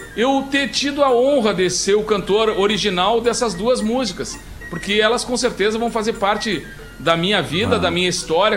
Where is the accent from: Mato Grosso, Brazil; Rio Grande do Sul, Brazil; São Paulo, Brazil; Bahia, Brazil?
Rio Grande do Sul, Brazil; Alegrete; moved away as an adult; now in Porto Alegre, Brazil; a minha formação toda é em Alegrete, na base